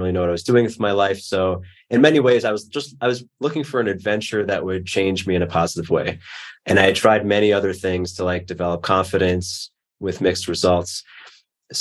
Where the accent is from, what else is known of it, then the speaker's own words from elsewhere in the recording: New York, United States; growing up in New York, I just was not used to that.